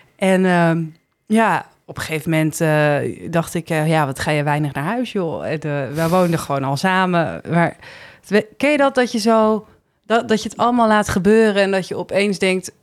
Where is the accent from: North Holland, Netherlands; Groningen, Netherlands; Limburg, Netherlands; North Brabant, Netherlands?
North Holland, Netherlands; Heemskerk; moved away as an adult; also born or lived in Haarlem / Bergen, North Holland; now in Amsterdam, Netherlands; ik ben in Heemskerk opgegroeid en daar ging ik op mijn 18e het huis uit.